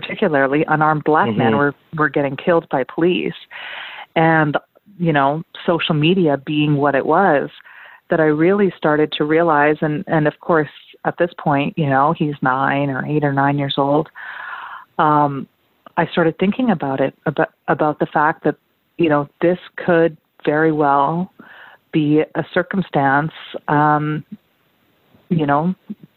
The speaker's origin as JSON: {"language": "English", "town": "Vancouver", "region": "British Columbia", "country": "Canada", "tie": "born or raised there", "also_born_or_lived": "Sri Lanka", "said": "growing up in Vancouver, I was a total nerd"}